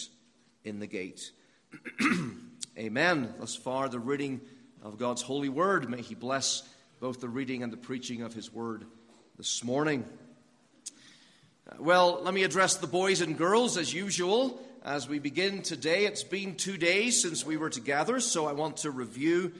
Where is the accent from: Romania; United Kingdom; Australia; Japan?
United Kingdom; Northern Ireland; moved away; when I was growing up in Northern Ireland, we had lots of castles over there